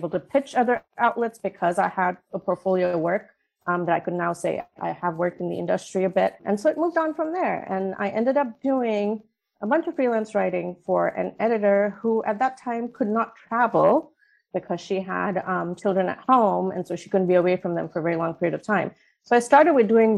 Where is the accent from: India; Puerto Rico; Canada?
India; moved away as an adult; also born or lived in Oman; now in United States; I was born and raised in India for the most part, was raised in Oman for my formative years, and then moved back to India for high school and education